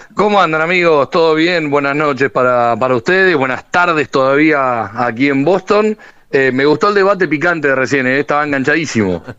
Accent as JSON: {"language": "Spanish", "country": "Argentina"}